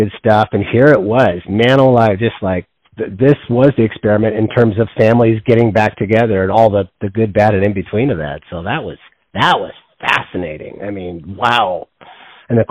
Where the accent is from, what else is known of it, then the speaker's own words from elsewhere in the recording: Washington, United States; also born or lived in Yosemite National Park, California; Washington State, primarily in the Northwest, who grew up in the mountains there